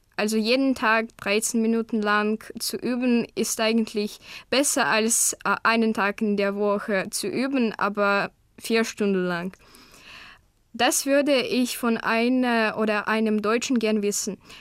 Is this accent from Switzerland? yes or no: no; Krasnoyarsk Krai, Russia; first language Russian; German is a second language; Ich komme aus Krasnojarsk in Russland